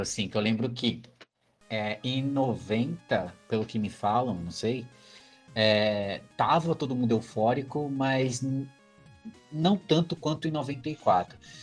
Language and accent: Portuguese; Brazil; como brasileiro